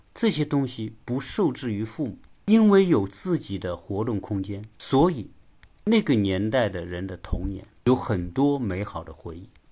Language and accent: Chinese; China; 我们中国人